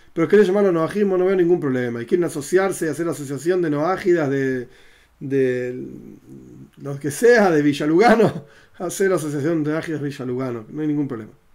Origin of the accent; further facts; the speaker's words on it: Argentina; yo soy argentino